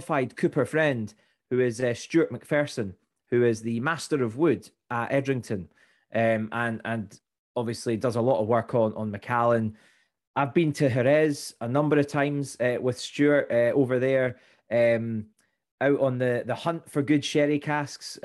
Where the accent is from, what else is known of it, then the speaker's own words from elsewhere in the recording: Fife, Scotland, United Kingdom; I grew up in Fife